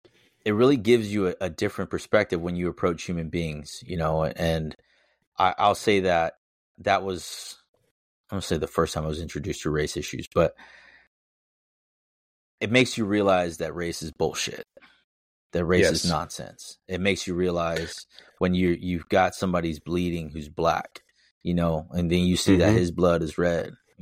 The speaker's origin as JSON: {"language": "English", "country": "United States", "said": "you usually don't have to give the second one because I'm an American. That's it. That's the only way to look at me."}